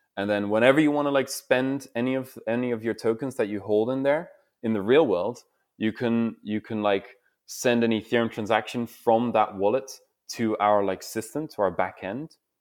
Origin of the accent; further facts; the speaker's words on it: Netherlands; I'm, I'm from the Netherlands myself